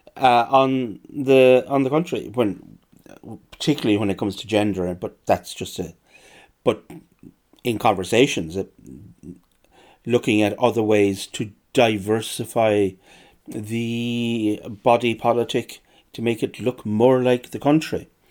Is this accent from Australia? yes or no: no; Ireland